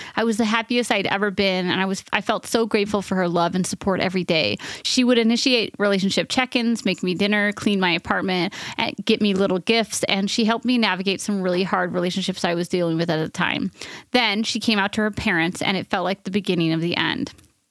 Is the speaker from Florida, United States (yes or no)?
no; New York, United States; I'm from New York and grew up in an extremely progressive community with lots of love and acceptance of differences